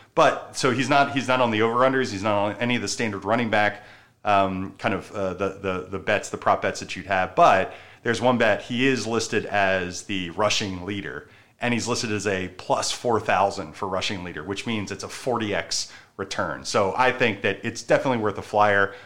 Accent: Baltimore, Maryland, United States; moved away; I'm from Maryland, from Baltimore

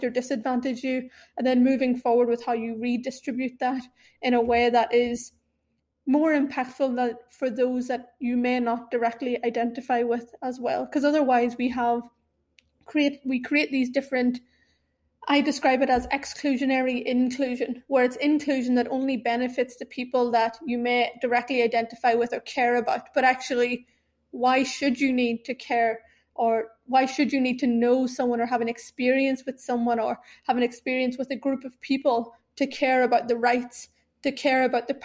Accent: Ireland; moved away as an adult; also born or lived in Sri Lanka; now in London, United Kingdom; I've been raised in Ireland my entire life. I now live in London

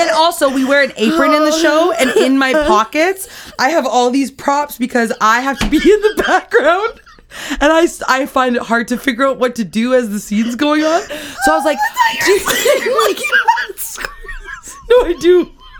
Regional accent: United Kingdom; you can't really tell I'm British.

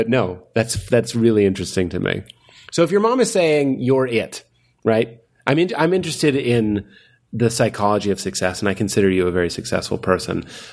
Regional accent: Lexington, Massachusetts, United States; I'm from Lexington

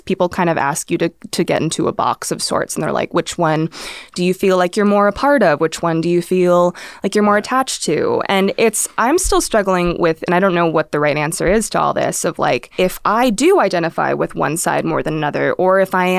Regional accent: Philippines; And I'm like, actually, no, like I'm Filipino.

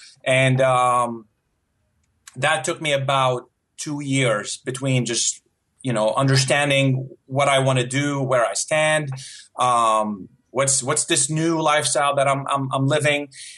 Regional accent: Syria; first language Arabic; English is a second language; also born or lived in United Arab Emirates; It's funny because I wasn't born in Syria. Syria is, my first language is Arabic.

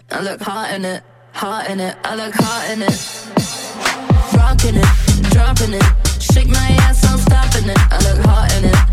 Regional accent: Midwest, United States; but I'm from the Midwest.

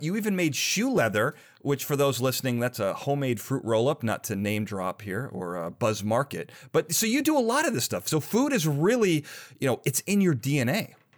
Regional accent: Chicago, Illinois, United States; I'm from Chicago

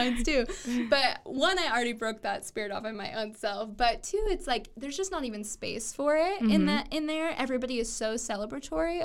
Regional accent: Waco, Texas, United States; Waco is my hometown

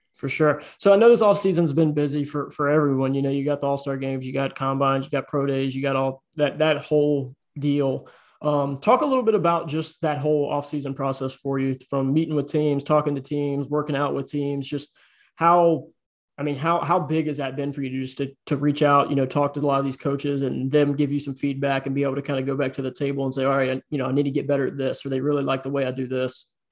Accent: Richmond, Virginia, United States; I grew up in Virginia, grew up in Richmond, Virginia

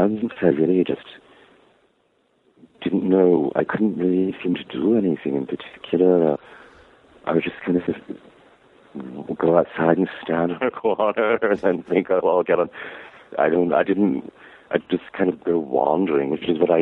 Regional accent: Savannah, Georgia, United States; I loved growing up in Savannah with Mother and Helen

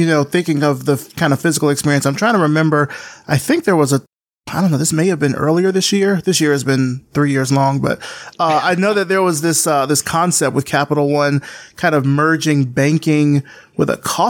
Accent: Deep South, United States; I grew up in the Deep South

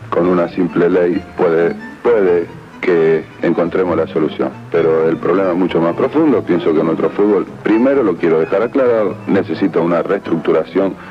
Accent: Argentina; establecer una corriente afectiva entre nuestros jugadores y nuestro pueblo. Había que ser algo así como embajador argentino en nuestro propio país.

